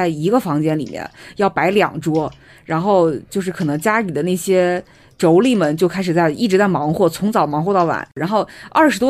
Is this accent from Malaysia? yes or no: no; Jiangsu, China; 就是不管是我小时候还是我长大以后，就是在我自己江苏的家，我们大年三十晚上那一顿是没有那顿大餐的。